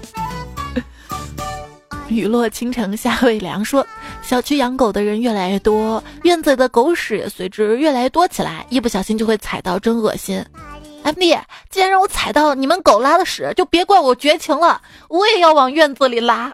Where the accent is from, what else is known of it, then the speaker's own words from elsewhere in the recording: Xi'an, Shaanxi, China; 作为一个西安人，我也没，没上过钟楼